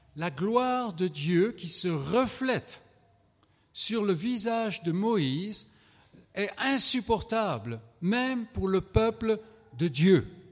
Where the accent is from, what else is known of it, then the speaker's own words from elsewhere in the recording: France; je viens de France